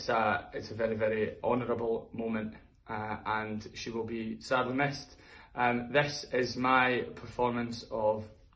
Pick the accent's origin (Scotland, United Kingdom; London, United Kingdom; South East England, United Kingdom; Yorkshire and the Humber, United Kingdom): Scotland, United Kingdom; Dundee; my hometown of Dundee.